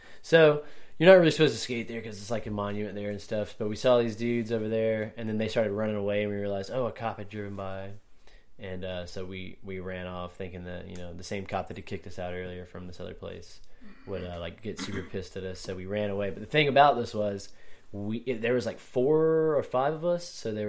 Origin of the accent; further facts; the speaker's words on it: Augusta, Georgia, United States; Well, you got to think I grew up skateboarding in Augusta